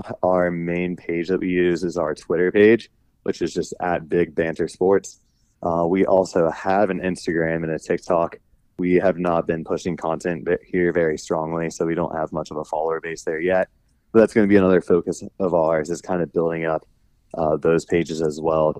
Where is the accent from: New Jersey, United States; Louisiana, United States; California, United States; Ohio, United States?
Ohio, United States; Westerville; I grew up in Columbus, actually a suburb of Columbus called Westerville, which is about 20, 25 minutes north of Columbus.